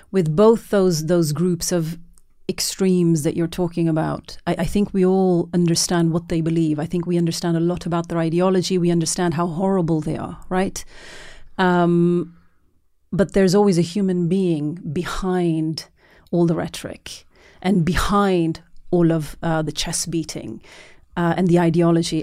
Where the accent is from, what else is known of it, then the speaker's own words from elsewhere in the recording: Norway; moved away; I was born and raised in Norway